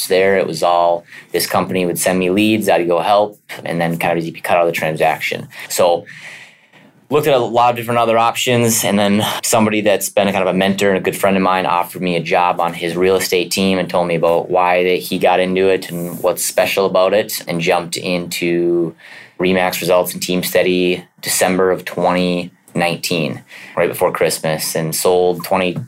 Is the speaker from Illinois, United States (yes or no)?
no; St. Cloud, Minnesota, United States; I grew up in St. Cloud